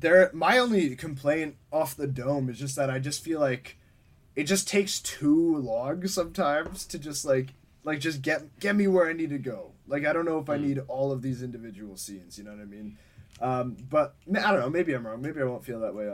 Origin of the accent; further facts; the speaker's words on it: Winnipeg, Manitoba, Canada; we're from Winnipeg